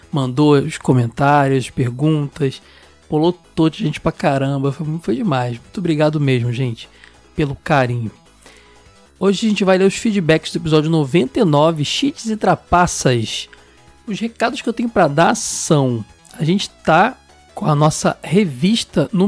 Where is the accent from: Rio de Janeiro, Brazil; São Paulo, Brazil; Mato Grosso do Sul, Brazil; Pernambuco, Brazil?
São Paulo, Brazil; Poá; muito bom apelido tenho 19 anos e sou de Poa, São Paulo. Poá, São Paulo.